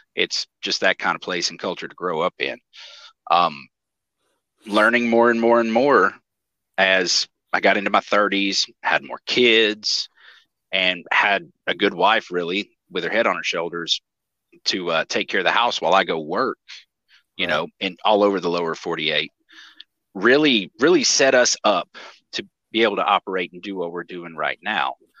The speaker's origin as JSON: {"language": "English", "region": "East Tennessee", "country": "United States", "tie": "born or raised there", "said": "I grew up in East Tennessee"}